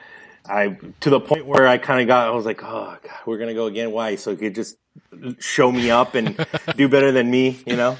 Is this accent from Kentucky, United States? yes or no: no; Santa Paula, California, United States; also born or lived in Los Angeles / Ventura; now in Oxnard, United States; I was born in East LA, Los Angeles, and we moved up to Santa Paula when I was about 7 years old